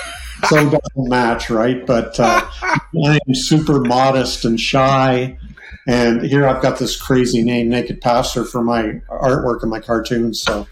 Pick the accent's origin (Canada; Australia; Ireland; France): Canada; I'm Canadian, so I was born into the Anglican church.